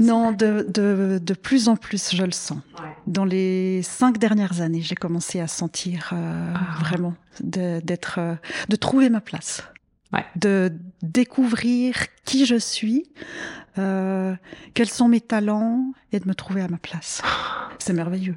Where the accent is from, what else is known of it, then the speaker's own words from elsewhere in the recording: Vaud, Switzerland; also born or lived in Abidjan, Côte d'Ivoire; je suis originaire du canton de Vaud, j'ai fait mes études à Lausanne